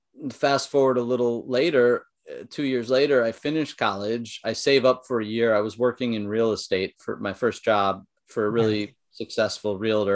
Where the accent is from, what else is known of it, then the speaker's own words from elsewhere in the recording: San Jose, California, United States; born there; Like I was technically born in California in San Jose area. actually born at Stanford Hospital.